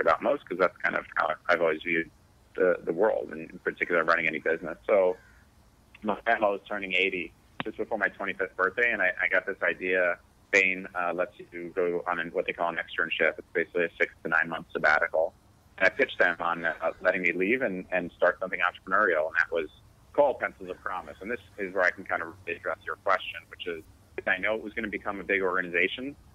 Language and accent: English; Connecticut, United States; also born or lived in New York; I was born in uh, New York. I grew up in Connecticut